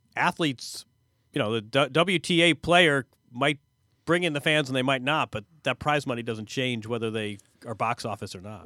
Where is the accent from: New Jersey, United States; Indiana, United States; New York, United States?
Indiana, United States; Bloomington; moved away; my hometown, Bloomington, Indiana